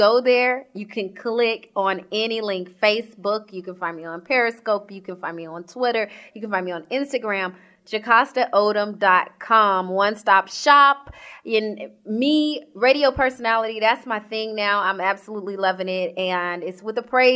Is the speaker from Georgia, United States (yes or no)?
yes; Georgia, United States; also born or lived in Sacramento, California; I am from Georgia. So I always say born and raised.